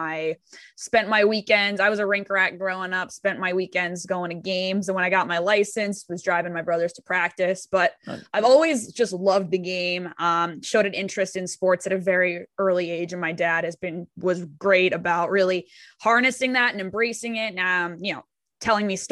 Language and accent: English; San Diego, California, United States; I am born and raised in Southern California